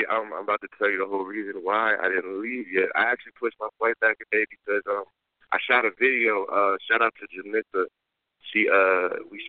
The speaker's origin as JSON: {"language": "English", "town": "New Castle", "region": "Delaware", "country": "United States", "also_born_or_lived": "Dover, Delaware / Philadelphia, Pennsylvania / Newark, Delaware", "said": "I'm actually from Newcastle, Delaware"}